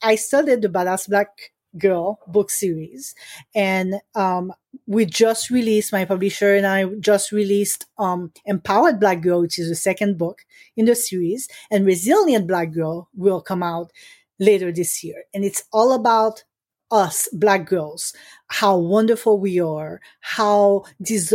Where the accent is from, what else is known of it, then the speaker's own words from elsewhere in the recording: Haiti; moved away; I grew up in Haiti